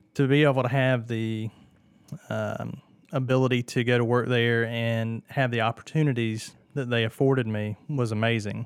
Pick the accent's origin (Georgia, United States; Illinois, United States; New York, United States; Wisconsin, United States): Georgia, United States; Martinez; also born or lived in Atlanta, Georgia; I was born and raised in Martinez